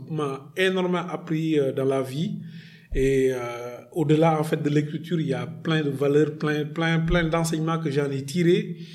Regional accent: Senegal

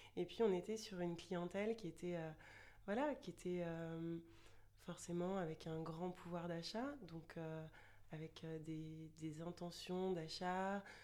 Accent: Chartres, Centre-Val de Loire, France; moved away as an adult; now in Toulouse, France; je vis à Toulouse depuis euh, un peu plus de 10 ans et je suis originaire de Chartres, une petite ville près de Paris.

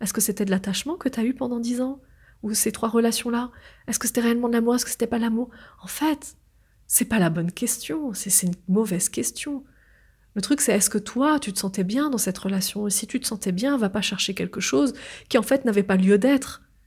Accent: France; je suis née en France.

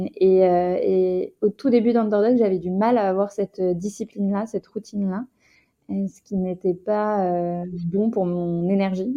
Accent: Rouen, Normandy, France; je viens de Rouen

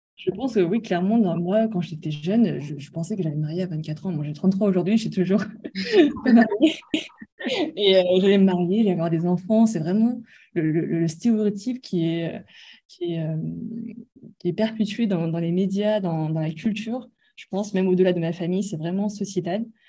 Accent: France; moved away as an adult; now in Hong Kong; je suis française d'origine asiatique

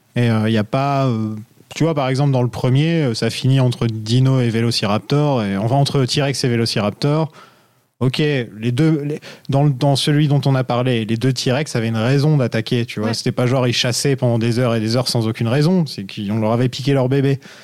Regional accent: France; je suis un vrai français

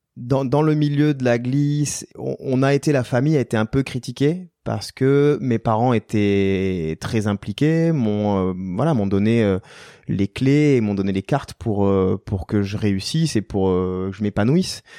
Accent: Tarbes, Occitania, France; also born or lived in Basque Coast; suis né à Tarbes, ouais, qui est au, pied des Pyrénées, euh, devant euh, devant la chaîne des Pyrénées, au pied du pic du Midi, et on vivait au gré des saisons, c'est-à-dire l'hiver en montagne et l'été sur la côte basque

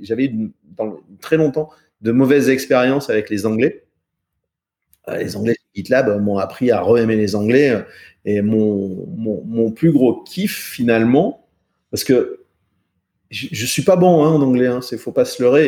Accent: France; un petit français, tu sais comment je parle

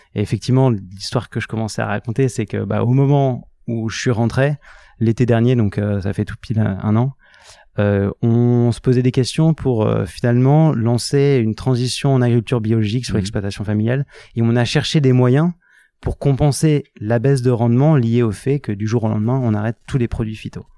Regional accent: Lille, Hauts-de-France, France; moved away as an adult; also born or lived in Grenoble / Paris / Hong Kong / Singapore; je suis originaire de Lille à la base

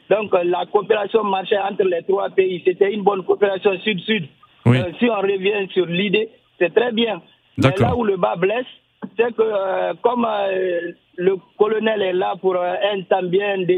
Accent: Guinea; en Guinée, Afria, je suis guinéen.

